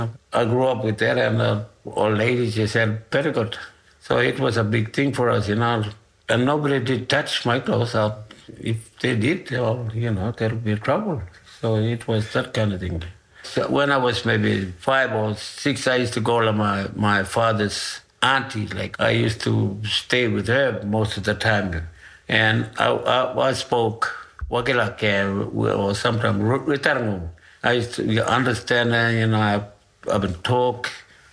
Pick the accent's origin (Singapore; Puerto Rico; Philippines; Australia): Australia; Ngukurr, Northern Territory; I'm from Okul